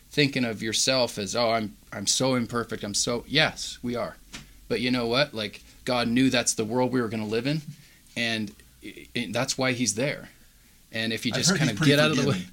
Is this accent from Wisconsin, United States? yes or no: no; Washington, United States; I grew up in Washington, so it rained like 9 months out of the year